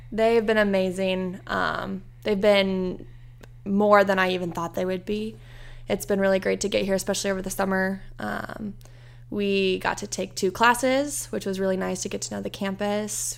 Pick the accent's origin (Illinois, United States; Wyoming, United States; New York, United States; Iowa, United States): Iowa, United States; born or raised there; moved away as an adult; now in Indiana, United States